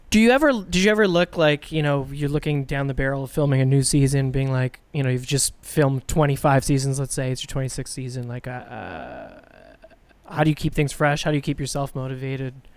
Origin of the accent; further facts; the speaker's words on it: Ottawa, Ontario, Canada; now in Toronto, Canada; Mitch and I grew up in Ottawa